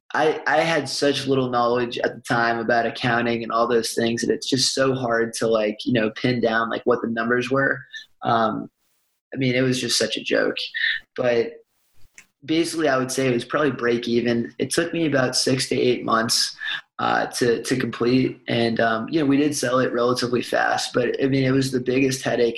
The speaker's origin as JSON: {"language": "English", "town": "Boston", "region": "Massachusetts", "country": "United States", "tie": "born or raised there", "also_born_or_lived": "Tucson, Arizona", "moved": "as an adult", "lives_now": "Birmingham, United States", "said": "grew up in Boston"}